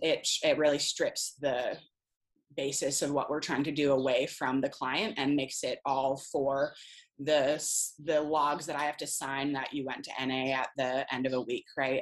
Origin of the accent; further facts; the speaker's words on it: Rhode Island, United States; moved away; I'm originally from Rhode Island